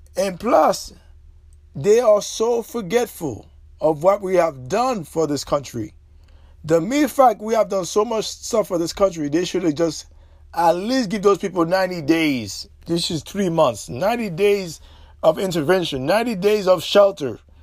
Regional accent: Haiti; now in United States; as a Haitian national who reside o-, overseas

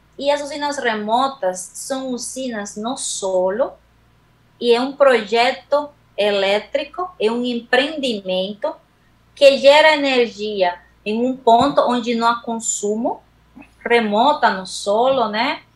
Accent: Dominican Republic; Portuguese is a second language; moved away as an adult; also born or lived in Madrid, Spain; now in Brazil; me formei na República Dominicana, que é a minha terra, uma ilha do Caribe, onde eu nasci

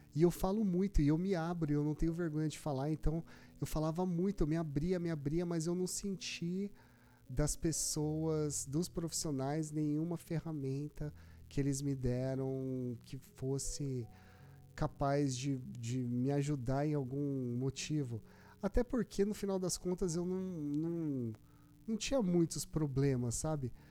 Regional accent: Brazil; Eu nasci no Brasil

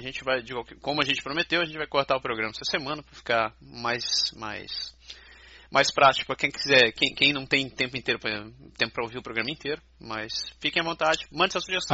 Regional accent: Brazil; now in Canada; A gente, brasileiro, não falar inglês

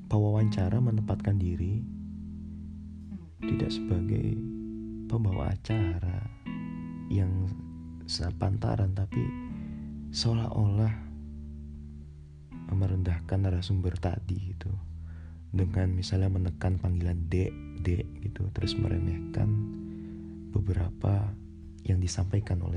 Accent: Jakarta, Indonesia; born there; saya ini lahir di Jakarta tapi saya tidak terlalu mengetahui dan mendalami adat budaya tradisi orang Betawi.

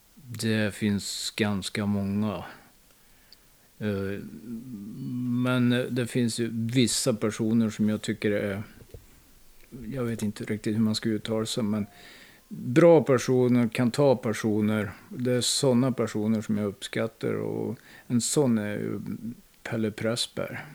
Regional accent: Hagfors, Värmland, Sweden; Jag är född i Hagfors

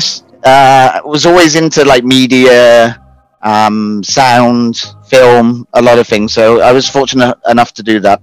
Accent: United Kingdom; now in Philippines; I'm from the UK.

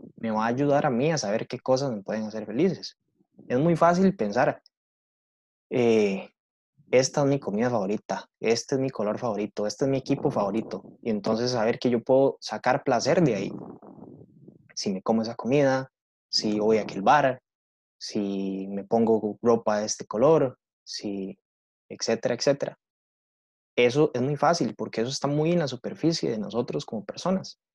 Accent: Heredia, Costa Rica; Yo que crecí en Heredia

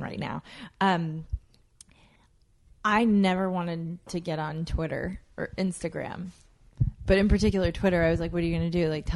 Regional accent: United States; also born or lived in Jamaica; I was born a U.S. citizen, and then I grew up, most of my life has been here

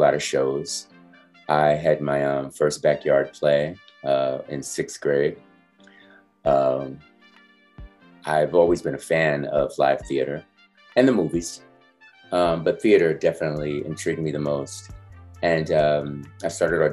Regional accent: New York City, New York, United States; also born or lived in Brooklyn, New York; now in Harlem, New York; I was born in Brooklyn and raised in Rosedale.

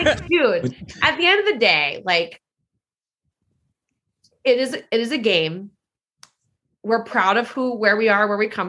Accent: New Orleans, Louisiana, United States; I was like, yeah, I'm from New Orleans. And PA was like, did you grow up a Saints fan? And I was like, I did. I mean, it's where I'm from.

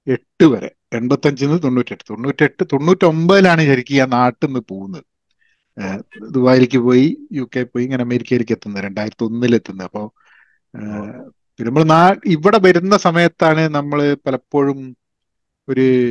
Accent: Kozhikode, Kerala, India; moved away as an adult; also born or lived in Dubai / Iran / United Kingdom; now in United States; ഞാനൊക്കെ വളർന്നതെന്ന് പറഞ്ഞു കഴിഞ്ഞിട്ടുണ്ടെങ്കിൽ കോഴിക്കോടായിരുന്നു

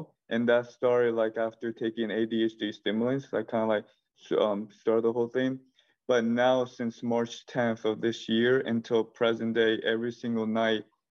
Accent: Florida, United States; also born or lived in Cuba (parents); I was born here in Florida my whole life. I've been living in Florida my whole life.

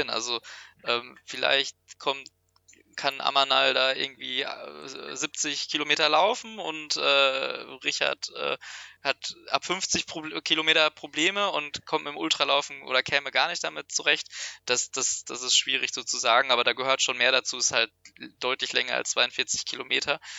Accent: Dortmund, North Rhine-Westphalia, Germany; now in Münster, Germany; Also ich komme ja ursprünglich auch aus Dortmund.

